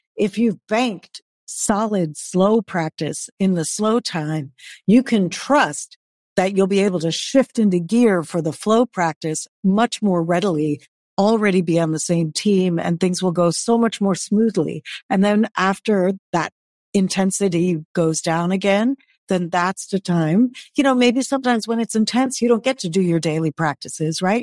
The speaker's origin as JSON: {"language": "English", "region": "New York", "country": "United States", "tie": "born or raised there", "said": "I was born in New York, which is a fast-paced city."}